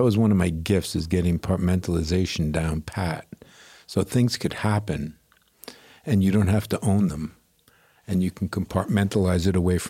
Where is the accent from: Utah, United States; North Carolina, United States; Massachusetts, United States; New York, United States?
New York, United States; Great Neck; New York City and then Long Island.